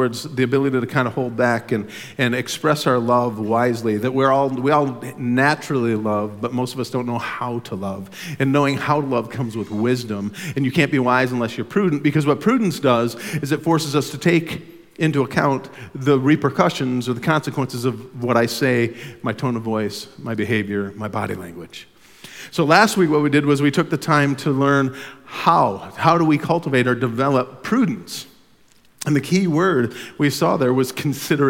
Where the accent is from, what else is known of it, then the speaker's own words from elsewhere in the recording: United States; as an American in Sweden